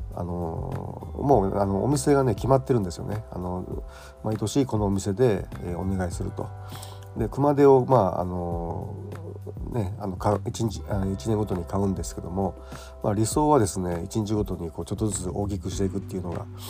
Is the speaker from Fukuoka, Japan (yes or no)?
no; Kyoto, Japan; now in Tokyo, Japan; 僕があの京都の出身ですけども